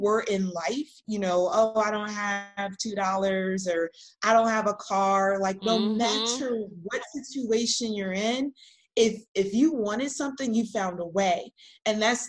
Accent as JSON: {"language": "English", "town": "Los Angeles", "region": "California", "country": "United States", "tie": "born or raised there", "said": "we grew up in South Central"}